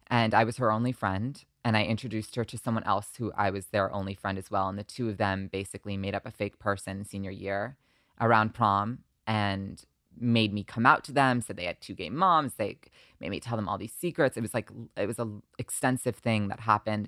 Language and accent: English; Short Hills, New Jersey, United States; moved away as an adult; also born or lived in Long Island, New York; now in Los Angeles, United States; when I was seven, I moved to New Jersey